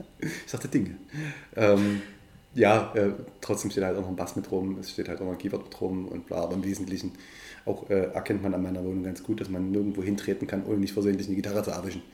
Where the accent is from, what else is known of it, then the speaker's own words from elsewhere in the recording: Döbeln, Saxony, Germany; Döbeln und Umgebung, es ist meine Heimat